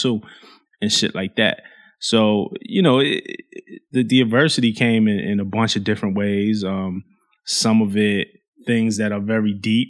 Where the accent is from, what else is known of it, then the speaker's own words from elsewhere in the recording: New York City, New York, United States; growing up in Flatbush in Brooklyn, like, there was a lot of violence in my neighborhood